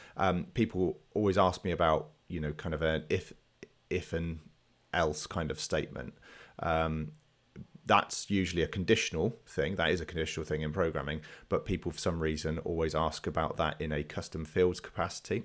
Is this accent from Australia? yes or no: no; England, United Kingdom; being English